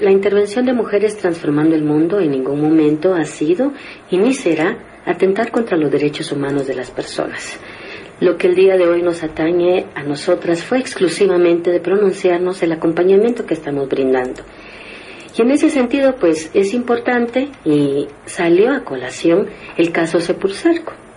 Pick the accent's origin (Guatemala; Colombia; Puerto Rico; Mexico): Guatemala; como guatemaltecas y guatemaltecos